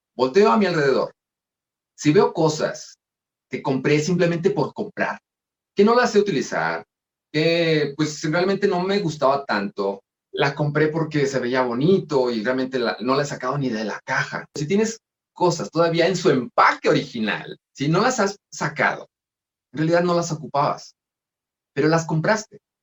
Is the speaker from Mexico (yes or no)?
yes; Mexico; así somos nosotros los mexicanos